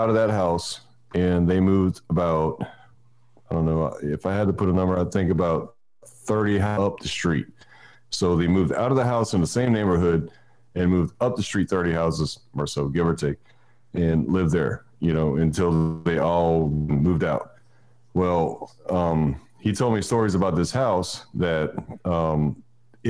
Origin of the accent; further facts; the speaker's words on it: Houma, Louisiana, United States; I was raised in South Louisiana, Houma